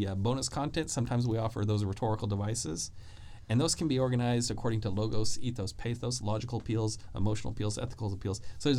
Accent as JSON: {"language": "English", "region": "Arkansas", "country": "United States", "said": "You know, I'm from Arkansas."}